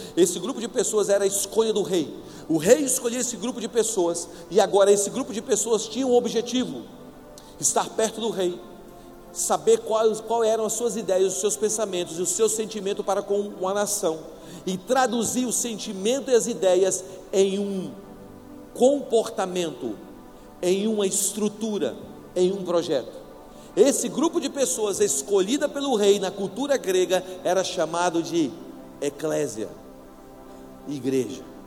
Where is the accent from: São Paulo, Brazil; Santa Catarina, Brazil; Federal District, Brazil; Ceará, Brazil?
Federal District, Brazil; Brasília; eu sou de Brasília